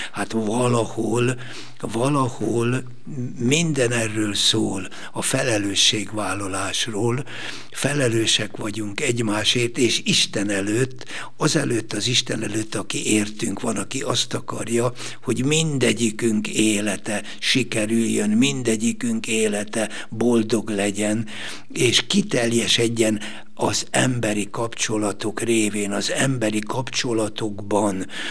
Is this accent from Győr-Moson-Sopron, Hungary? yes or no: yes; Szigetköz, Győr-Moson-Sopron, Hungary; moved away; Én egy kis faluban születtem, és egy kis faluban nőttem fel a sziget közben